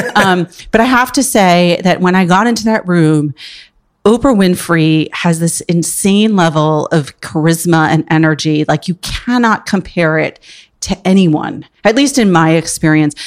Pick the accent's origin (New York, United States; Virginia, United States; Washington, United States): New York, United States; Port Washington; also born or lived in Upper West Side, New York City; I grew up on Long Island and in the city on the weekends